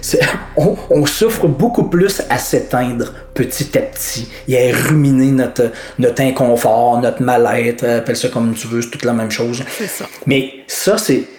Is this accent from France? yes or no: no; Quebec, Canada; accent: Québécois; en tant que Québécois